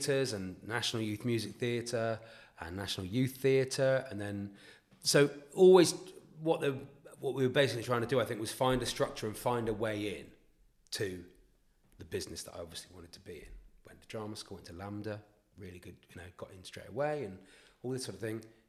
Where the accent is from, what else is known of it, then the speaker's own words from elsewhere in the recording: Newton Abbot, South West England, United Kingdom; I'm from Newton Abbot near Torquay or Tynmouth or Paignton